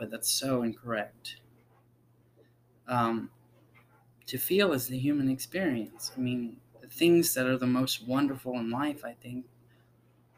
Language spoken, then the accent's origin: English; South Carolina, United States; I was born in South Carolina.